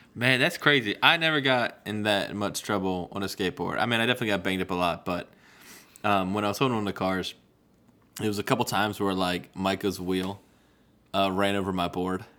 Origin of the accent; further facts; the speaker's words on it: Virginia Beach, Virginia, United States; we're growing up in Virginia Beach